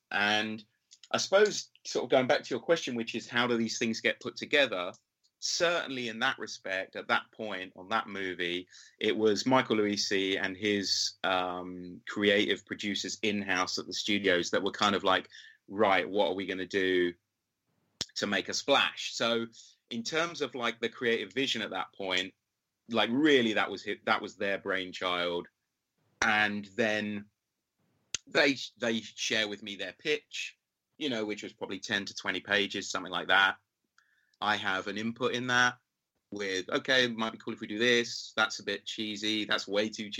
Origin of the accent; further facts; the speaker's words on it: London, United Kingdom; Because of my hometown, I've got the crew